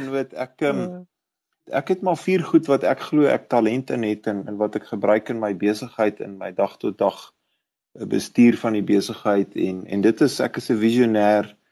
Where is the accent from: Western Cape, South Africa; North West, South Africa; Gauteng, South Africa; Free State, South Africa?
Gauteng, South Africa; Pretoria; ek is 'n Suid-Afrikaner en ek is 'n Pretoriaaner